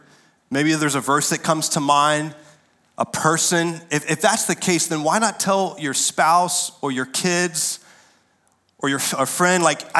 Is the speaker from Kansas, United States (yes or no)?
no; North Carolina, United States; I raised my support. I came from North Carolina. I'm here to teach the Bible.